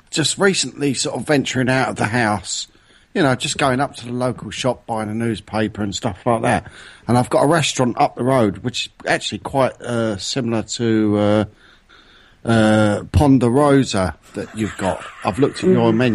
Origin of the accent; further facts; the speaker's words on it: London, United Kingdom; I'm not from bloody France. I'm from London.